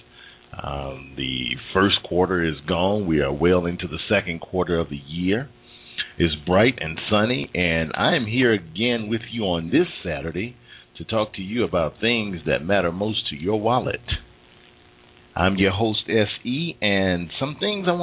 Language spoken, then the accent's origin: English; Mississippi, United States; moved away; I'm from Mississippi.